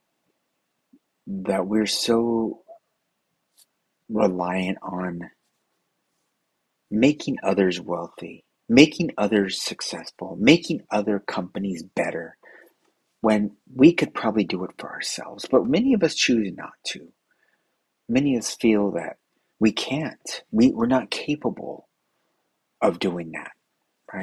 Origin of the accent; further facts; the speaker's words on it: United States; I'm American